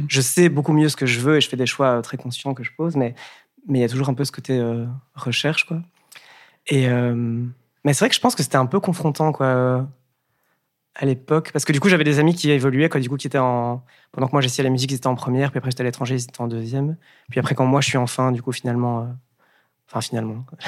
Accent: Wallonia, Belgium; also born or lived in Breda / Dublin; je viens du Brabant à d'un petit village. j'ai ouais, j'ai grandi

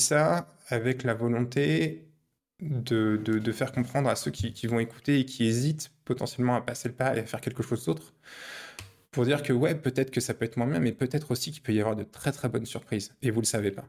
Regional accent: Paris, Île-de-France, France; moved away as an adult; now in Poland; je suis parisien à la base. Je suis né à Paris, j'ai grandi à Paris, j'ai fait mes études à Paris

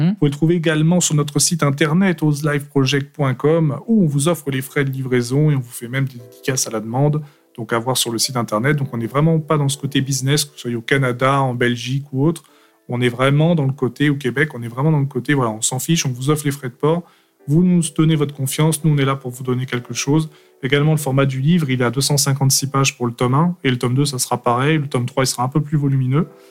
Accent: Paris, Île-de-France, France; also born or lived in Aveyron; je suis français, originaire de l'Aveyron depuis ma plus tendre enfance. Après, fraîchement débarqué à partir de 5-6 ans sur euh, Paris.

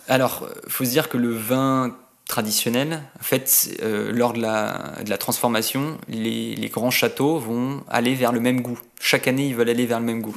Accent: Annecy, Auvergne-Rhône-Alpes, France; je viens de d'Annecy

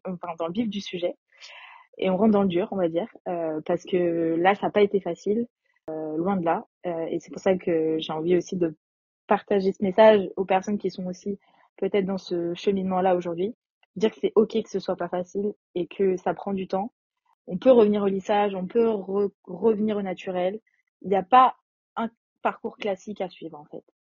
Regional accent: a small town near Nantes, western France, Pays de la Loire, France; now in Paris, France; J'habite à Paris, mais je viens de l'ouest de la France, dans une petite ville à côté de Nantes

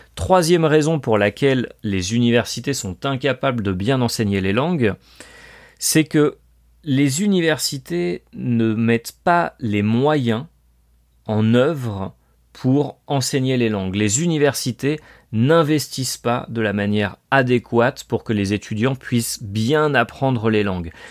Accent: France; moved away as an adult; also born or lived in Colombia; yo soy francés, je suis français

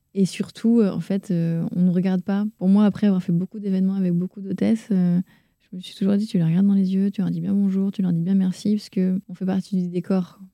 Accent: Caen, Normandy, France; also born or lived in Rennes; née à Rennes, en Ille-et-Vilaine, dans le 35, mais j'y ai passé qu'un an. Ma mère faisait euh, ses études de dentaire là-bas, mais euh, après mes parents se sont installés à Caen, en Normandie. Je suis normande

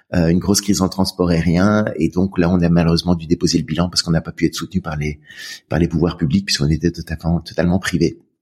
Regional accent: Brussels, Brussels-Capital Region, Belgium; j'ai grandi en Belgique à Bruxelles.

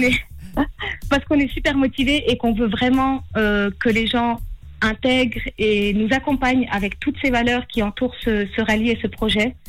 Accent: Valais, Switzerland; je suis valaisanne

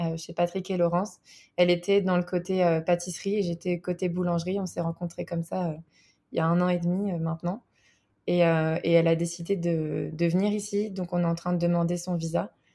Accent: France; moved away as an adult; now in Bozeman, United States; je suis française

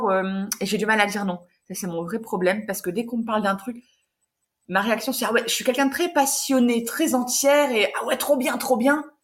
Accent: Hauts-de-France, France; je suis d'origine du Nord

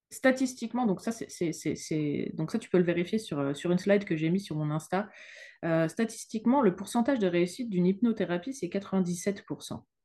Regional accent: France; now in Luxembourg; Je suis française, mais je suis installée au Luxembourg

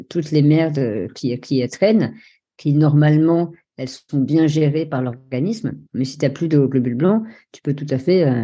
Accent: Norway; born there; je suis né en Norvège dans une famille euh, tout à fait euh, euh, classique

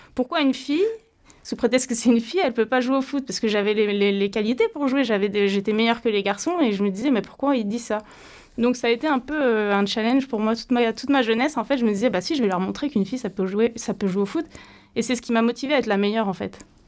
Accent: Brittany, France; j'étais championne de Bretagne à, l'âge de 12 ans en judo

